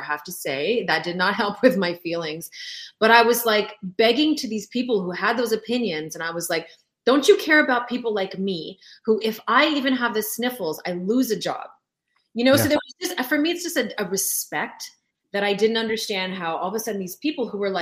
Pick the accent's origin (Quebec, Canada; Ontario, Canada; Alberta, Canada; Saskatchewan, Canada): Quebec, Canada; Sept-Îles; first language French; English is a second language; also born or lived in Lac-Mégantic; I would have been born there had my dad not been transferred to Sept-Îles, which is where I was born in Northern Quebec